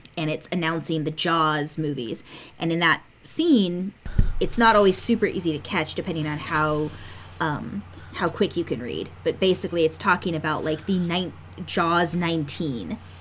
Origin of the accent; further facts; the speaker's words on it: United States; as an American